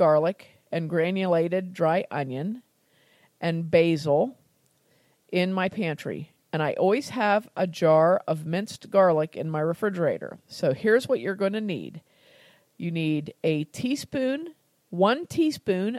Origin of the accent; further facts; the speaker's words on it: United States; I'm American